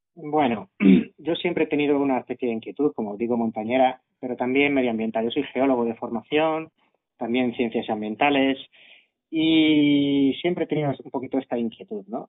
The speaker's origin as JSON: {"language": "Spanish", "town": "Madrid", "region": "Community of Madrid", "country": "Spain", "said": "Los que somos de Madrid"}